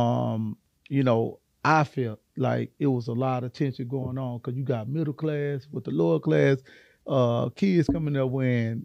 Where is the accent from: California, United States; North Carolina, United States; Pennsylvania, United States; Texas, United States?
Texas, United States; Houston; I grew up on the south side of Hiram Clark